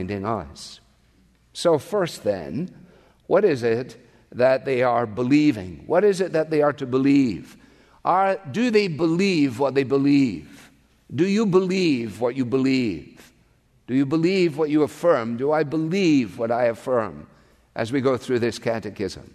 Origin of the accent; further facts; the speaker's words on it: Scotland, United Kingdom; now in United States; I am Scottish born, but I am also an American citizen